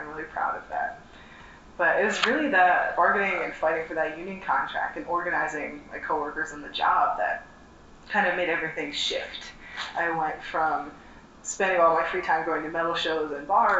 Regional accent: New Jersey, United States; I am from New Jersey

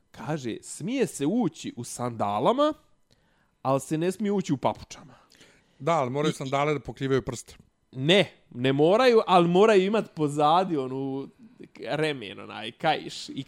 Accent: Gračanica, Federation of Bosnia and Herzegovina, Bosnia & Herzegovina; rekao iz Gračance, rekao, ali ne kosovske, nego bosanske.

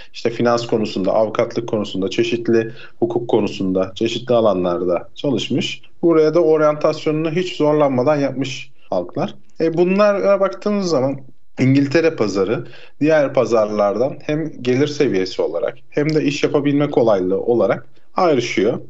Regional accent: Aydın, Turkey; moved away as an adult; now in London, United Kingdom; Aydın'ın nüfusu bile 1 milyon. Benim memleketim olduğu için söylüyorum.

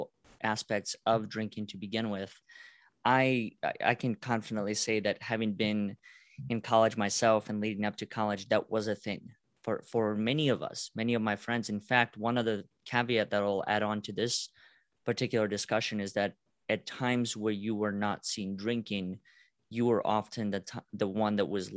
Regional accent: Russia; moved away; I was born in Russia

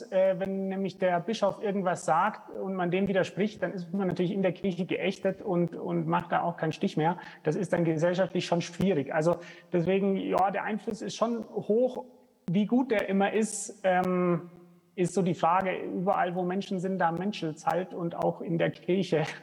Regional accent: Germany; now in Rwanda; bei uns in Deutschland.

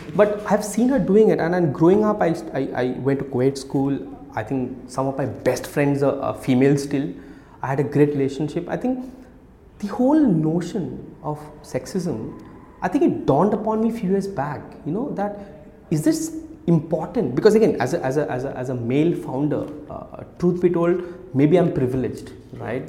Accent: Kolkata, West Bengal, India; moved away as an adult; also born or lived in Odisha; I grew up much of my adulthood in, in, in Calcutta uh, till I was 18.

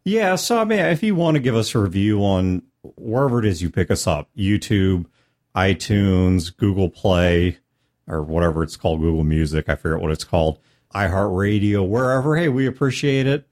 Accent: United States; as an American

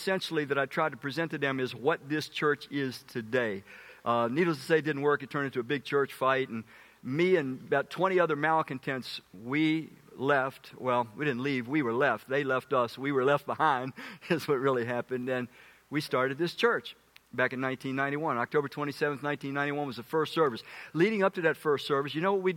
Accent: Washington, District of Columbia, United States; moved away as an adult; also born or lived in Middletown, Maryland; I come from Southeast Washington, and I end up in Middletown, Maryland.

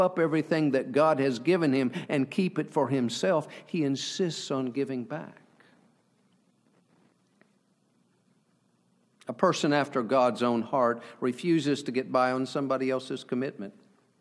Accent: Kansas, United States; I come from Kansas. It's the Midwest, and we kind of lay it out there.

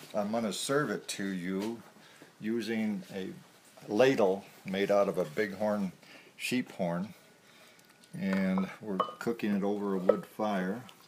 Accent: Colorado Springs, Colorado, United States; moved away as an adult; now in Wyoming, United States; was born in Colorado Springs at, at the foot of 14,110 feet, Pikes Peak

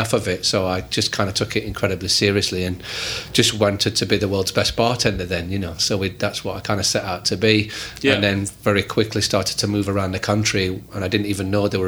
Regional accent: Yorkshire and the Humber, United Kingdom; I grew up in Yorkshire, England

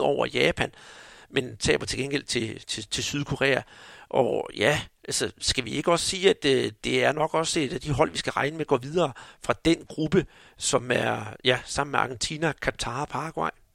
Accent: Denmark; vi her hjemme i Danmark

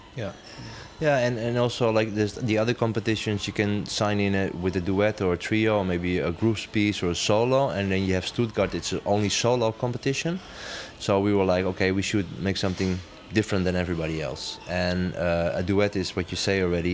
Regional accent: Amsterdam, North Holland, Netherlands; now in Rotterdam, Netherlands; I'm from Amsterdam, living half my life in Rotterdam.

